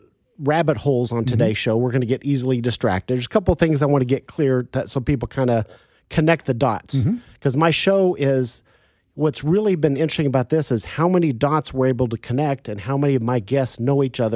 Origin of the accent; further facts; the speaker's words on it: Wichita, Kansas, United States; now in Kansas City, United States; I grew up in Wichita, Kansas.